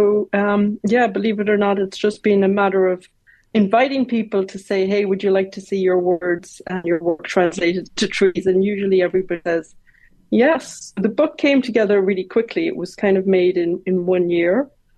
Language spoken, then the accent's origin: English; Longford, County Longford, Ireland; also born or lived in Dublin; Well, I was born in Dublin, but we moved to Longford. So I grew up in Longford, but when I was 10, we moved to RD.